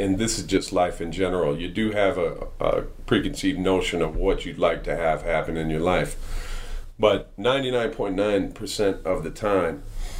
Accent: Minneapolis, Minnesota, United States; I'm from Minneapolis, Minnesota.

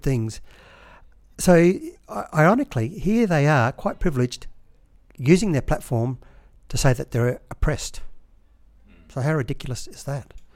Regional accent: Brisbane, Queensland, Australia; moved away as an adult; now in Sydney, Australia; Brisbane, that's my home. I was born in North Queensland, but was only there for uh, 18 months or something. But Brisbane's my home.

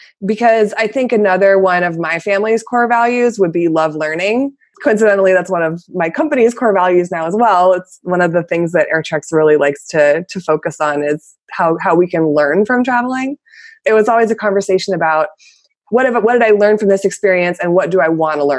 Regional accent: Canada; born there; I was born in Canada, so I traveled back and forth a lot between Canada and the U.S.

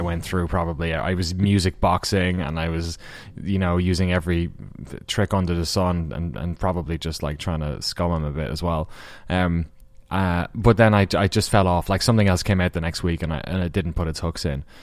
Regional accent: Waterford, Munster, Ireland; accent: Irish; moved away as an adult; now in Maryland, United States; they kind of moved to the south to Waterford, um, in the southeast of Ireland, small enough, uh, city. And that's where I was born

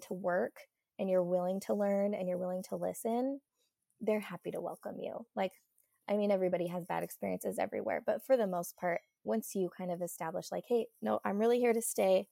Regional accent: Utah, United States; I grew up in Utah and obviously went to school in Utah, Utah State University

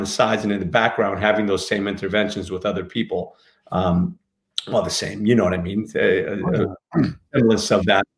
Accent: Newark, New Jersey, United States; moved away; also born or lived in Portugal; I grew up in Newark

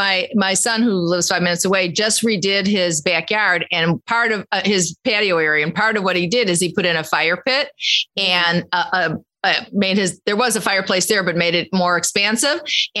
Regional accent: Chicago, Illinois, United States; we're from Chicago

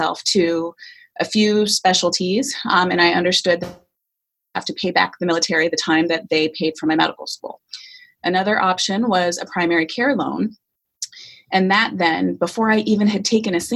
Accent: Scottsdale, Arizona, United States; moved away as an adult; I am an Arizona native, born and raised in Scottsdale, Arizona

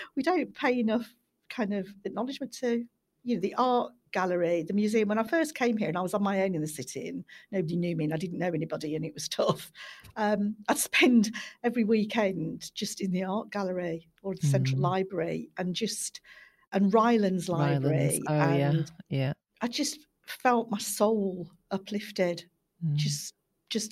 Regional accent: Birmingham, West Midlands, United Kingdom; moved away as an adult; now in Manchester, United Kingdom; I'm a Brummie

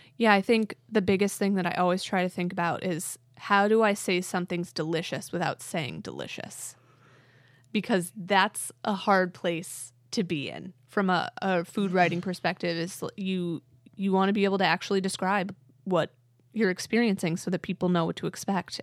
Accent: Honeoye Falls, New York, United States; also born or lived in Midwest / Webster, New York; when I was five, we moved to Webster. And then I spent my formative years in Honeyway Falls

